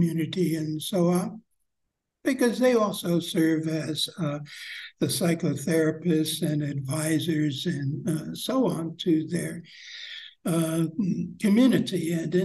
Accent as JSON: {"language": "English", "country": "United States", "tie": "born or raised there", "said": "growing up in American society"}